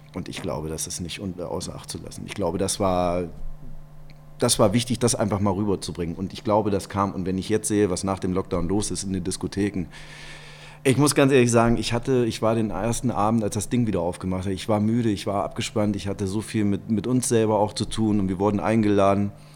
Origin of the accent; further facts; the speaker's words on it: Kassel, Hesse, Germany; now in Cologne, Germany; wohnen meine Eltern dann noch und mein Bruder, das ist mir, das ist Heimat